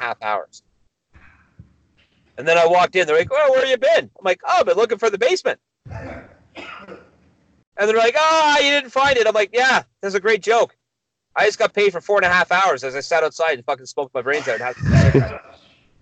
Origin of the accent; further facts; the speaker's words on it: Milton, Ontario, Canada; I know my hometown